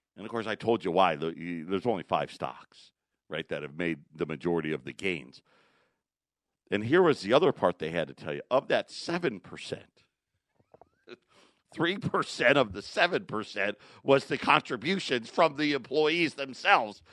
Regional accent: Syracuse, New York, United States; I grew up in Syracuse

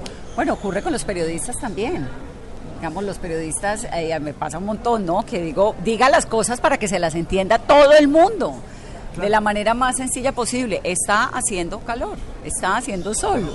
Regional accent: Colombia

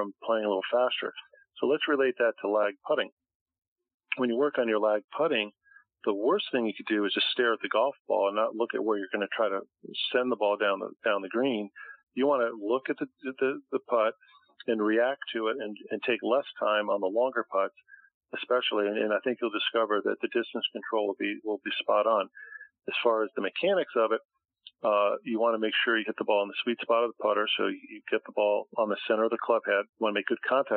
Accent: Connecticut, United States; now in Boca Raton, United States; my home state of Connecticut

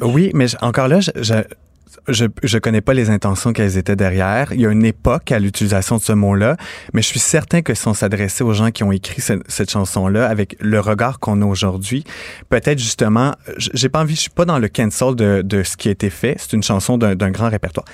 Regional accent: Napierville, Quebec, Canada; je viens de Montérégie, je viens de Napierville, pas très loin de Montréal

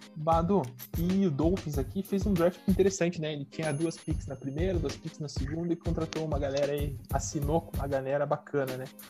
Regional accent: Curitiba, Paraná, Brazil; eu que sou de Curitiba

